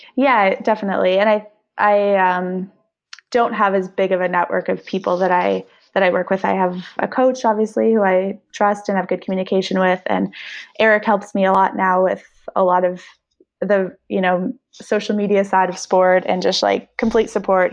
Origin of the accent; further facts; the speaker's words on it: Canada; I'm Canadian and need to be home for half the year